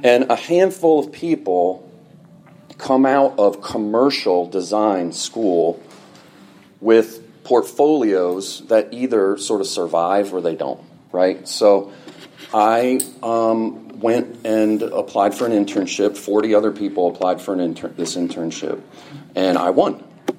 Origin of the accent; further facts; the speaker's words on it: Fairfield, Connecticut, United States; I grew up in Fairfield, Connecticut, right down the road